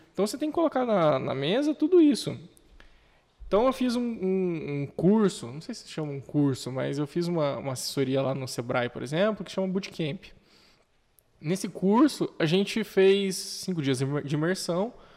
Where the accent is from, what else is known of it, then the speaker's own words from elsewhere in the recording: Curitiba, Paraná, Brazil; moved away as an adult; now in Dourados, Brazil; Eu sou originário de Curitiba, eu vim lá na minha terrinha